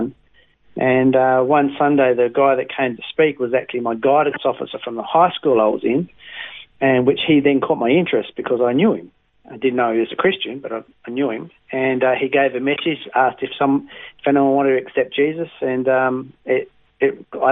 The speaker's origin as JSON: {"language": "English", "region": "Western Australia", "country": "Australia", "tie": "born or raised there", "also_born_or_lived": "Tamborine Mountain, Queensland", "moved": "as an adult", "lives_now": "Queensland, Australia", "said": "I was brought up in a place called Bowser in WA"}